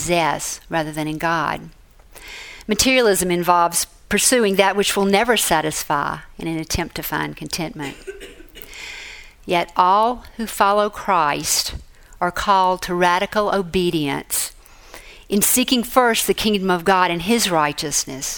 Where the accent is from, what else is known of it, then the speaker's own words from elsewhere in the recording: Mississippi, United States; moved away as an adult; also born or lived in Boston; My home state is Mississippi